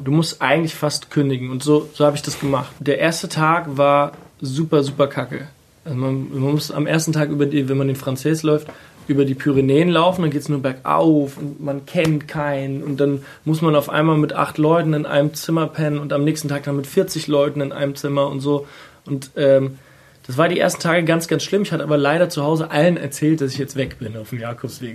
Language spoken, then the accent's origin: German; Kaiserslautern, Rhineland-Palatinate, Germany; now in Berlin, Germany; ich komme ja aus der Pfalz